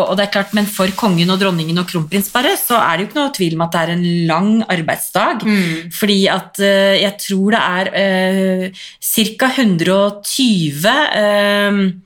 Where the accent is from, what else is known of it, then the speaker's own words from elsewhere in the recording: Drammen, Buskerud, Norway; jeg er fra Konnerud, mm. og det ligger jo så mye høyere enn Drammen